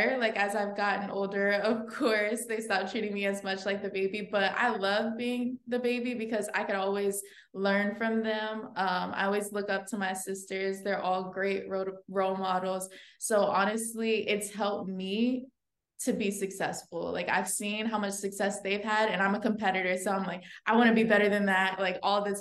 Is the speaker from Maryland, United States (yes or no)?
yes; the DMV area, Maryland, United States; I was born and raised in Maryland, the DMV area